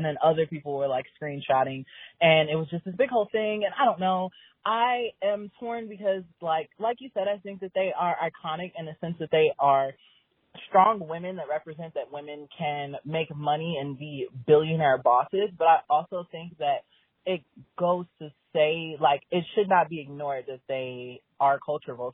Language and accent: English; Chicago, Illinois, United States; I am broken from Chicago